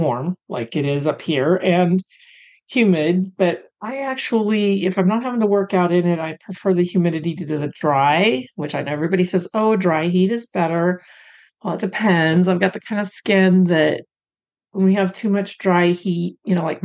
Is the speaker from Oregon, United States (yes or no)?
yes; Pacific Northwest, Oregon, United States; moved away as an adult; also born or lived in Colorado / Los Angeles, California; And now I was born in Colorado, but then I don't remember living there. We moved up to the Pacific Northwest and lived there until 2010. But we moved there when I think I turned four